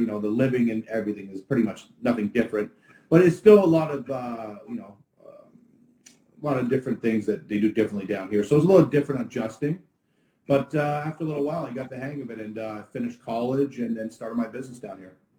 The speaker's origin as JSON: {"language": "English", "town": "Ottawa", "region": "Ontario", "country": "Canada", "moved": "yes", "lives_now": "Fort Lauderdale, United States", "said": "I'm actually originally from Ottawa, Canada, and uh, now we're here in the Sunshine State."}